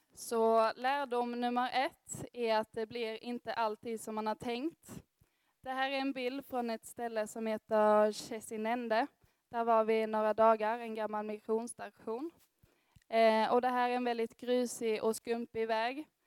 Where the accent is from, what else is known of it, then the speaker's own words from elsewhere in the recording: Örkelljunga, Skåne, Sweden; moved away as an adult; now in Gothenburg, Sweden; Jag kommer härifrån Örkelljunga, men har också bott i Göteborg de fyra senaste åren